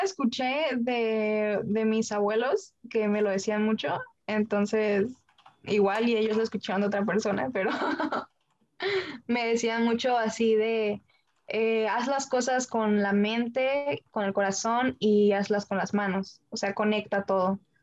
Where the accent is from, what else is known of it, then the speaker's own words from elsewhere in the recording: Baja California, Mexico; siendo mexicana, siendo de aquí de Baja California